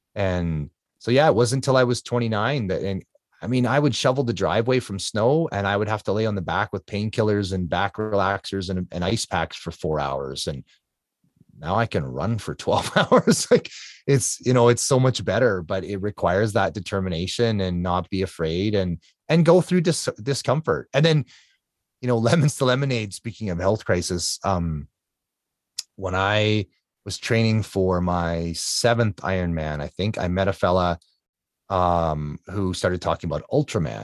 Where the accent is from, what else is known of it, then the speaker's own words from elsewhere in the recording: Canada; I'm Canadian